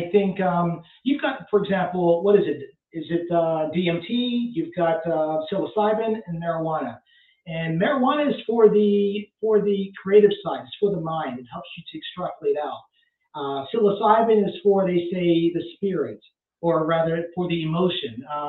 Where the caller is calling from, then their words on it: Pennsylvania, United States; It's legal in Pennsylvania. Yes, it is legal for medical. So you can do medical marijuana here.